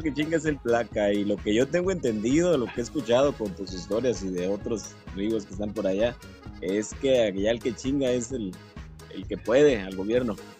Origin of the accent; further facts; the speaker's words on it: Mexico; cómo somos los mexicanos